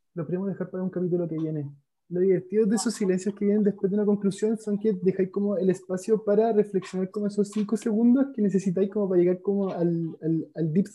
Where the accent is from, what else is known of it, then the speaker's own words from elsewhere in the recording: Calama, Antofagasta, Chile; now in Santiago, Chile; yo soy nortino, soy de Calama